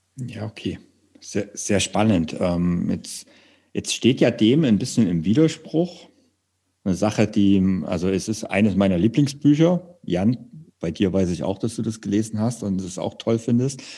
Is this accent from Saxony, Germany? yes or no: yes; Saxony, Germany; moved away; ich komme ja ursprünglich aus Sachsen